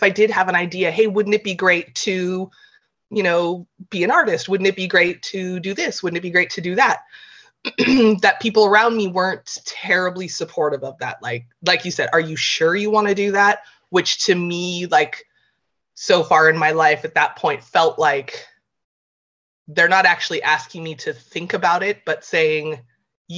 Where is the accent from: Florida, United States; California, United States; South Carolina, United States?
California, United States; moved away as an adult; now in Ireland; I grew up in California